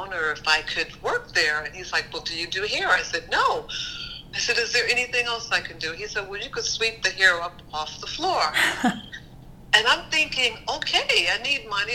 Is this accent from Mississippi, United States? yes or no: no; Tampa, Florida, United States; moved away as an adult; originally I'm from Tampa, Florida